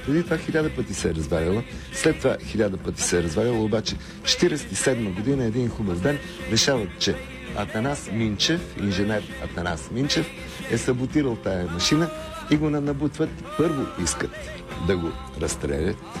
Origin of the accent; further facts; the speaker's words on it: Sofia, Sofia City, Bulgaria; Роден съм на Прага, в, в апартамента на едни познати на, нашите, но съм израснал на, на улица Цветна градина в Лозенец.